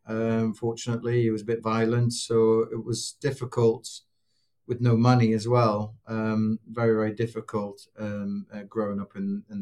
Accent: Newcastle, North East England, United Kingdom; also born or lived in London; So I grew up mainly in Newcastle. So born in London, parents were in the military. So we traveled around a bit. And most of my memories from 4 till I was 13 were probably Newcastle.

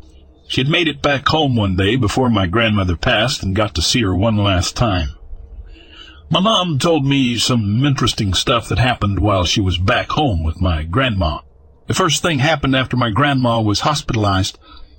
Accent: the South, United States; As you can tell, I'm from the South.

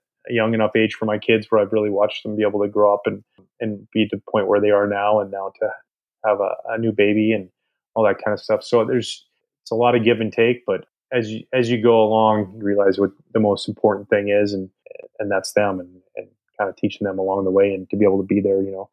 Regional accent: Pacific Northwest, United States; moved away; growing up in the Pacific Northwest

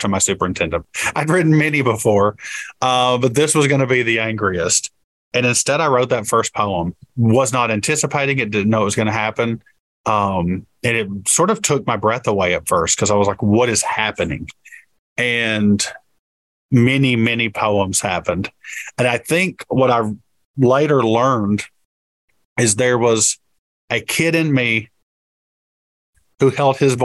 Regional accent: Appalachia, Kentucky, United States; thinking more about myself as an Appalachian

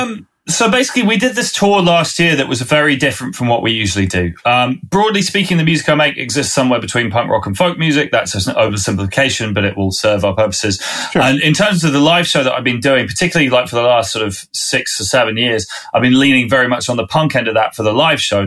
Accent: Winchester, South East England, United Kingdom; accent: southerner; I'm a southerner from this country. I grew up in Winchester, which is south of London

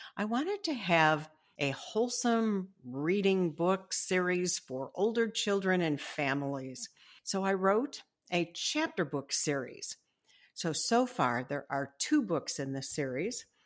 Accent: Illinois, United States; Illinois, which is my home state

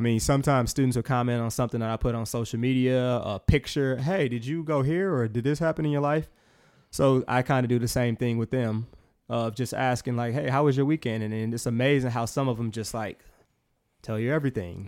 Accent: Milwaukee, Wisconsin, United States; born and raised in Milwaukee, Wisconsin.

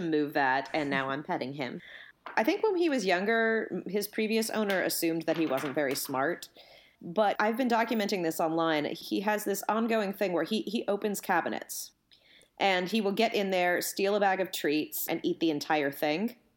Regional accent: California, United States; I'm from California

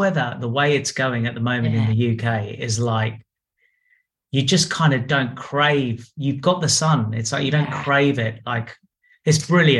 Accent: Australia; born or raised there; also born or lived in Harrow, London

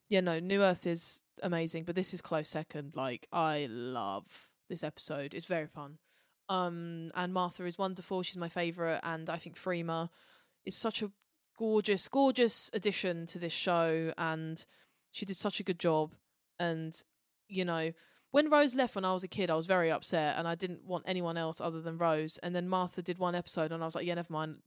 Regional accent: United Kingdom; we're British

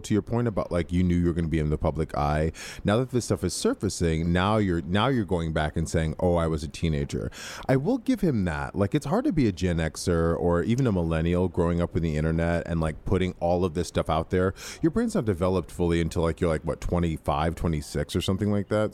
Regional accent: Midwest, United States; I grew up in the Midwest

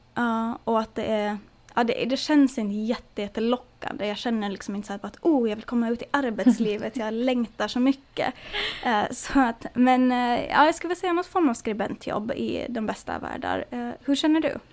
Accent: Åland Islands; moved away; som ålänning

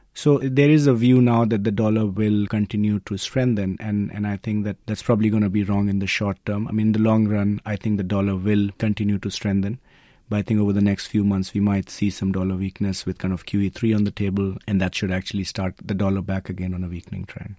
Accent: India; I'm being Indian myself

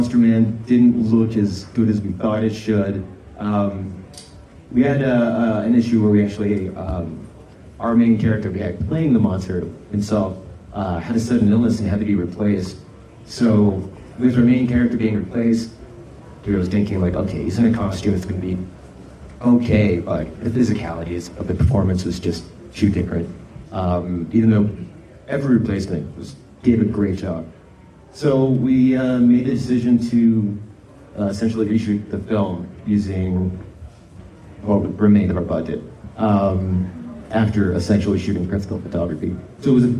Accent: Northern Ontario, Canada; the area of Northern Ontario that I grew up

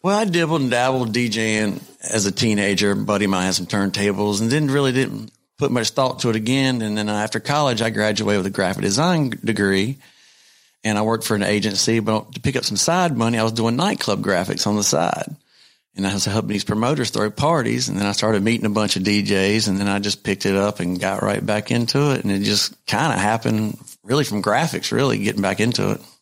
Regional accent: North Carolina, United States; I'm from North Carolina

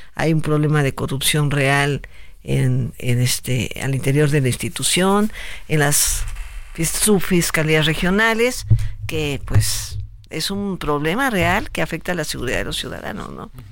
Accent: Tlaltizapán, Morelos, Mexico; also born or lived in Mexico City; nací en la Ciudad de México, pero yo desde los eh, desde el mes de nacida estaba en Tlatizapán

